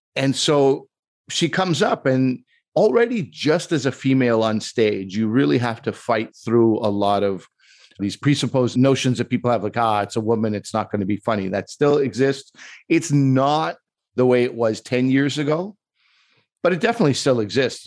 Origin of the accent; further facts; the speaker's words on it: Quebec, Canada; I'm from Quebec, and I think, like, that's the way Quebecers are.